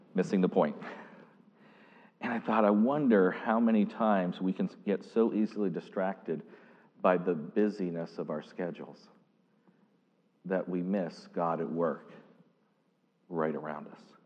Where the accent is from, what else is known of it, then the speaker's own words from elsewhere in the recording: Pittsburgh district, Pennsylvania, United States; moved away; I literally was born and raised on the Pittsburgh district